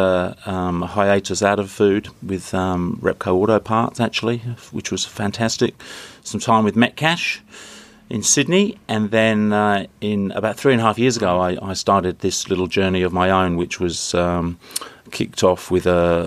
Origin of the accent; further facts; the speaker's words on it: south coast of England, United Kingdom; moved away as an adult; also born or lived in London; now in Australia; I was born in on the south coast of England, beautiful little seaside town. It was a population of 70,000. And enjoyed a great upbringing.